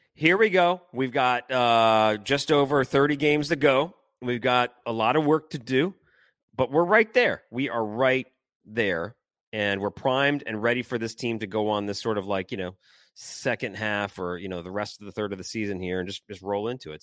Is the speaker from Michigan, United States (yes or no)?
yes; Detroit, Michigan, United States; now in New Orleans, United States; hockey memories for me growing up in Detroit